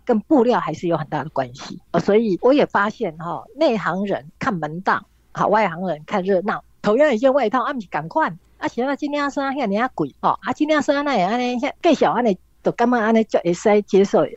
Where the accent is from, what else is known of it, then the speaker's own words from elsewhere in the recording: Yilan, Yilan County, Taiwan; moved away as an adult; also born or lived in London, United Kingdom; 我出生在以南嘛